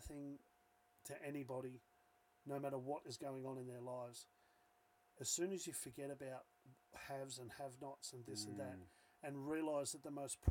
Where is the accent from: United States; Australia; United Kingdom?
Australia; Newcastle, New South Wales; accent: watered-down Australian; we're Australian, we've got the watered-down Australian accent, because we're obviously born and bred here